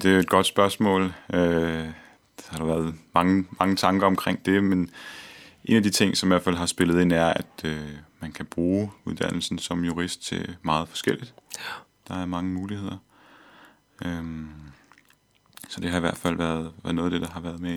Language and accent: Danish; Copenhagen, Capital Region of Denmark, Denmark; jeg er født og opvokset her i København